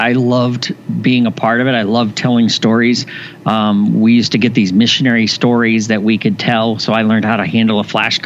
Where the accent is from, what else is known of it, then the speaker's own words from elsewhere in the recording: Indiana, United States; I was born in Indiana, and my father was a pastor just retired after 50 plus years of ministry. So I grew up in the church.